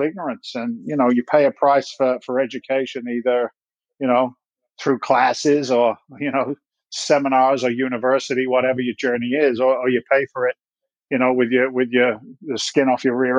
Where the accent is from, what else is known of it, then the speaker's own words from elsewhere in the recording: Andover, South East England, United Kingdom; moved away as an adult; also born or lived in London; now in United States; I was born in London. I grew up in the south coast of England, a little town called Andover in Hampshire